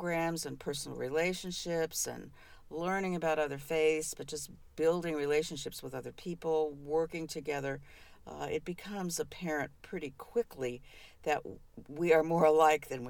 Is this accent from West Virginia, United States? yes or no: no; Covington, Kentucky, United States; I was born in Covington, Kentucky. You know, I was born sort of not too far from where we live right now